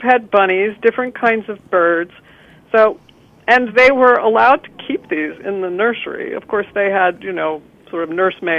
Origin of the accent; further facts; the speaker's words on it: United States; at least for me as an American